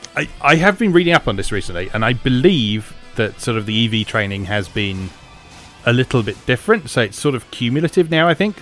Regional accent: United Kingdom; as a Brit

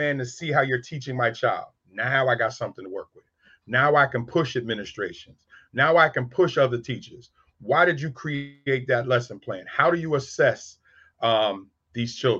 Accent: New York City, New York, United States; I'm from South Jamaica, Queens, and 40 Project, one of the worst projects in New York

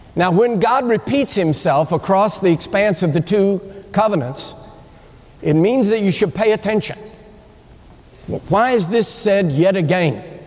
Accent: United States; I'm, I'm an American.

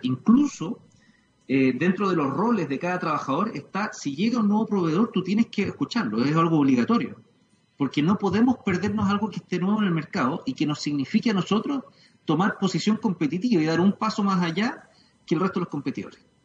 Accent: Chile

